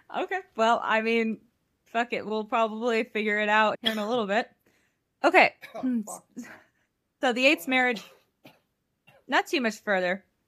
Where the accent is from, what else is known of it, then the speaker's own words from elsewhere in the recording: Midwest, United States; accent: northern-ish Midwest; I'm from the Midwest